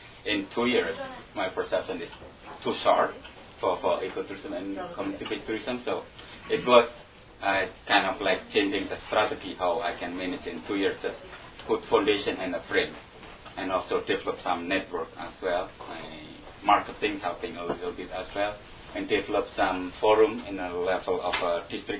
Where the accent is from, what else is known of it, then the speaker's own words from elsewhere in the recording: Indonesia; moved away; I grew up and born in Indonesia, and then I went back to Indonesia as well.